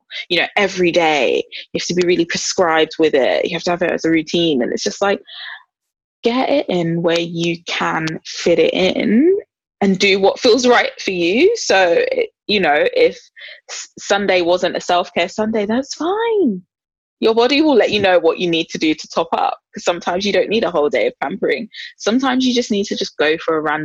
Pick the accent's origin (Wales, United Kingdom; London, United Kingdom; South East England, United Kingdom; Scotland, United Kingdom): London, United Kingdom; I'm a Londoner